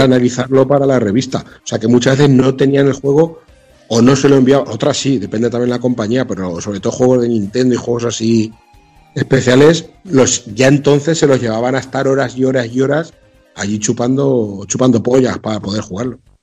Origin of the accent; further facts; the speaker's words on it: Mota del Cuervo, Castilla-La Mancha, Spain; yo juego en mi pueblo, en Mota del Cuervo, un pueblo de Cuenca de 7.000 habitantes